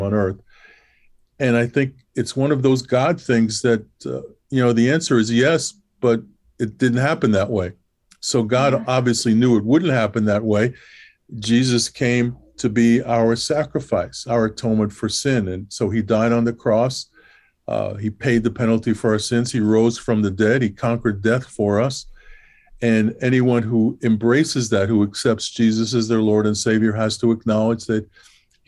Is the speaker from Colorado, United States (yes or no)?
no; New York City, New York, United States; growing up in New York City and in Brooklyn